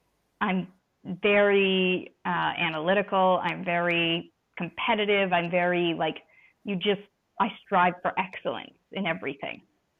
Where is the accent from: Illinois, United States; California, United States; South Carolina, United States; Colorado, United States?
South Carolina, United States; Charleston; also born or lived in New Hampshire; So I'm originally from Charleston, South Carolina, but as a Navy brat, sort of up and down the coast. When I was a teenager, we ended up in New Hampshire because he was stationed out of Portsmouth.